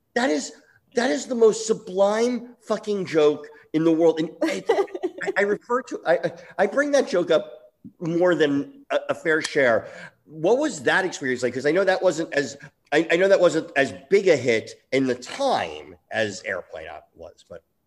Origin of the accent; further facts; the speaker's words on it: East Coast, United States; I grew up on the East Coast